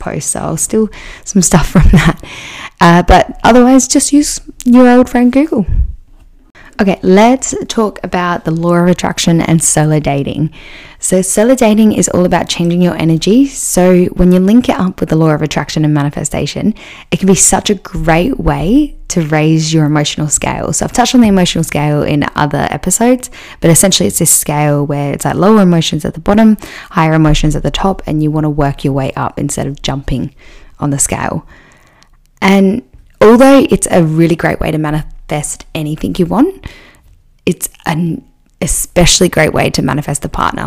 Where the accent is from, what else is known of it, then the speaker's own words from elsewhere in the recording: Adelaide, South Australia, Australia; my hometown in Adelaide